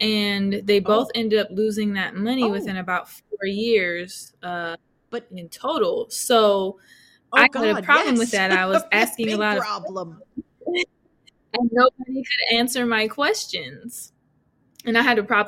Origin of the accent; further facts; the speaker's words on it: outside of San Francisco, Northern California, United States; now in Atlanta, United States; I'm originally from Northern California, outside of San Francisco